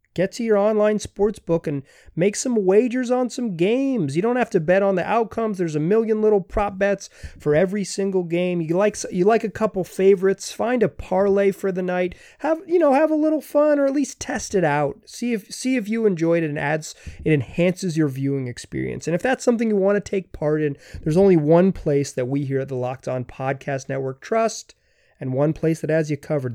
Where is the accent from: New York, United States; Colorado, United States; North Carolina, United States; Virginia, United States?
North Carolina, United States; Chapel Hill; I grew up in Chapel Hill, North Carolina